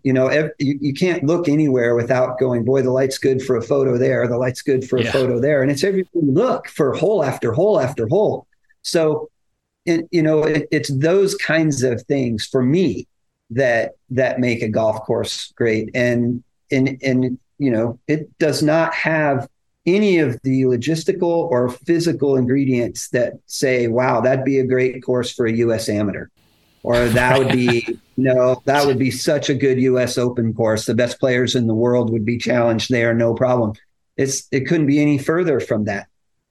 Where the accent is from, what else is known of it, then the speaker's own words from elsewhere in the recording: McCook, Nebraska, United States; The nine-hole course that I grew up on in McCook, Nebraska does.